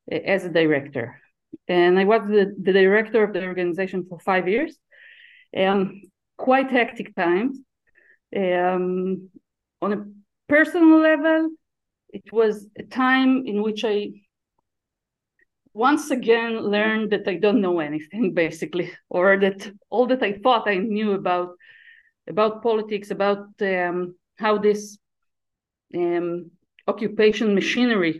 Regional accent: around Tel Aviv, Tel Aviv District, Israel; I was born and raised around Tel Aviv in Israel

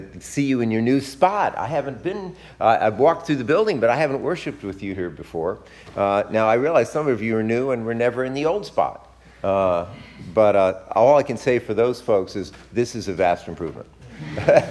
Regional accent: Westport, Connecticut, United States; moved away; my wife Marcia and I went to visit my hometown, Westport, Connecticut

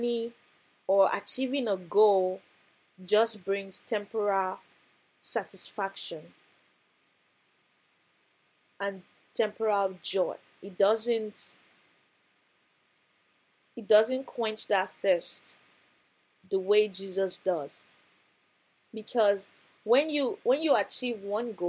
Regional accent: Nigeria; growing up in Nigeria

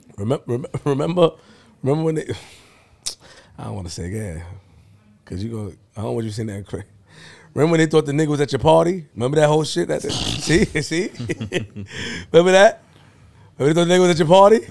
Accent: New York City, New York, United States; I'm from Linden and Farmers

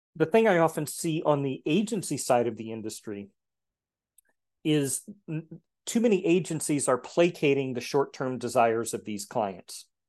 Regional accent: Texas, United States; moved away; also born or lived in Geneva, Switzerland; I grew up in Texas, which is known for its heat and humidity

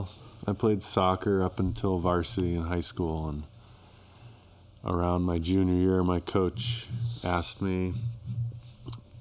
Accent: Bend, Oregon, United States; moved away as an adult; now in Durango, United States; I'm from Bend, Oregon.

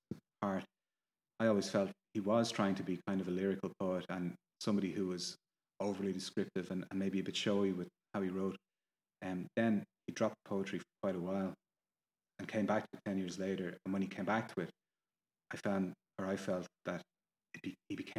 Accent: Ireland; I'm Irish. I live here

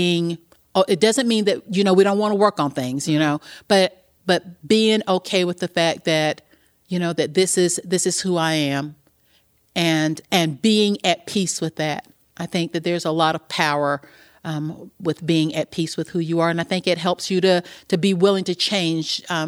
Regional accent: the South, United States; a lot of women growing up in the South when we did, you know, I'm a woman of a certain age

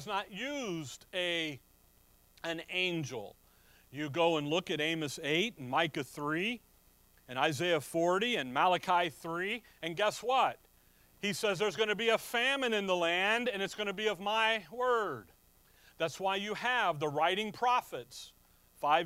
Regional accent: Chicago, Illinois, United States; where I'm from, and when I was growing up in Chicago

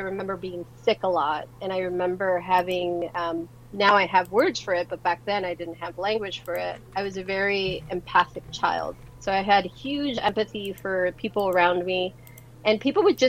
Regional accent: Los Angeles, California, United States; born or raised there; also born or lived in San Salvador, El Salvador

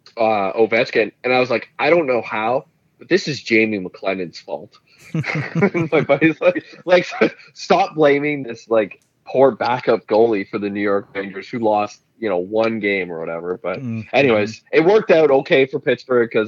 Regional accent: Renfrew, Ontario, Canada; I was from Renfrew, you know, the bitter rival.

